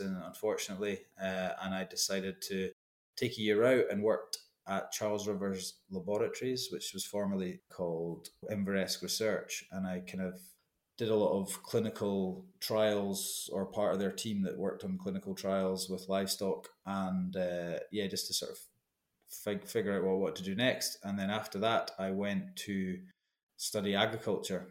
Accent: Tranent, Scotland, United Kingdom; I was born and raised in East Lothian, a wee arable farm called Curlavrock, just outside Trenent on the Ormiston Road.

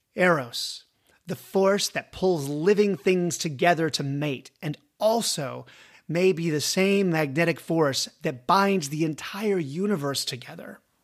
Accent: United States; I am an American.

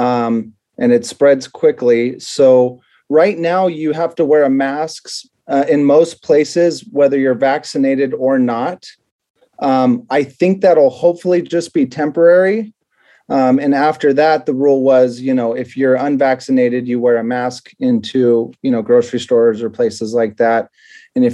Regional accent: Watsonville, California, United States; also born or lived in Indiana; I grew up in Watsonville, California.

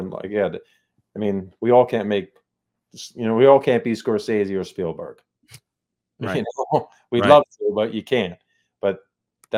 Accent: New Jersey, United States; I'm from Jersey

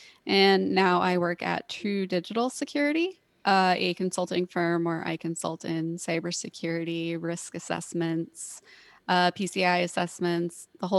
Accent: Tulsa, Oklahoma, United States; moved away as an adult; also born or lived in California / Hawaii; I was born and raised in Tulsa. I did do my excursions out in the rest of the world. I lived in California for a while in Hawaii, which was fun for a while, and moved back here for school.

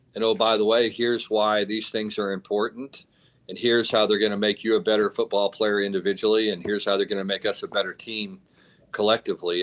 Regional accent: Texas, United States; I'm from Texas

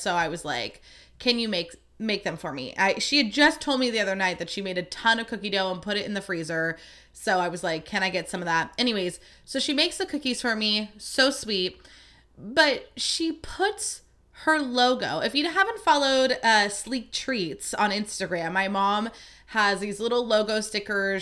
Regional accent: Livermore, California, United States; I grew up in Livermore

